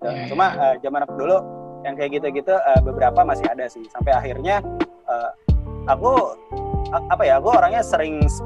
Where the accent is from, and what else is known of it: Java, Indonesia